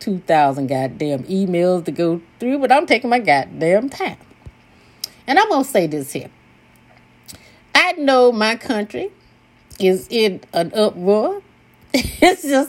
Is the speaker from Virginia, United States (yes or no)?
no; Mississippi, United States; I was born and raised in Mississippi